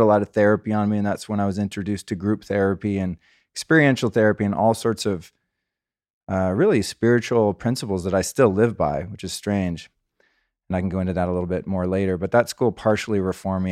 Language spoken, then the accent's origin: English; California, United States; also born or lived in Aspen, Colorado; I grew up as a Californian kid